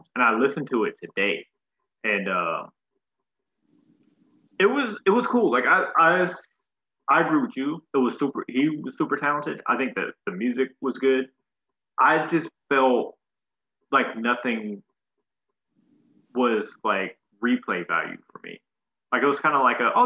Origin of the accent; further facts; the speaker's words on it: Texas, United States; I'm from Texas